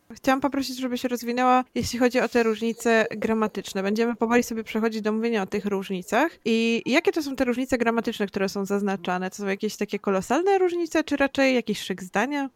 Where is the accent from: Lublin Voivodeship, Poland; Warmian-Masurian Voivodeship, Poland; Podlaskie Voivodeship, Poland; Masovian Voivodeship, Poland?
Masovian Voivodeship, Poland; Ja jestem z Mazowsza